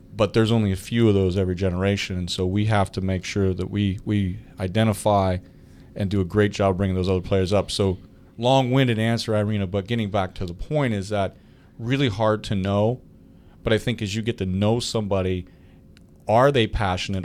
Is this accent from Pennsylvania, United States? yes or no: yes; Clarion, Pennsylvania, United States; I went to Clarion University, my hometown university